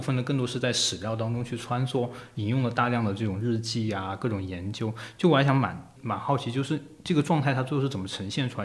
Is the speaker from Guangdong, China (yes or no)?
yes; Guangdong, China; also born or lived in United Kingdom; 因为我是广东人嘛，嗯。所以在广东读大学